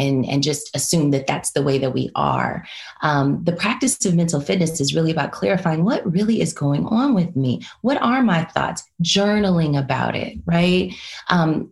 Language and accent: English; Los Angeles, California, United States; I am originally from Los Angeles, California, born and raised